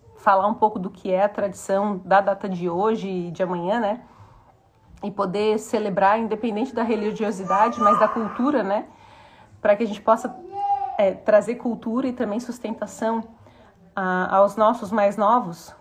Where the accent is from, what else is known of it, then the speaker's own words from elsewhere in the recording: Morro da Cruz, Santa Catarina, Brazil; a casa onde eu tô morando hoje foi a casa onde eu cresci, de ir até o portão para esperar meu pai subir o Morro da Cruz aqui, que a gente mora no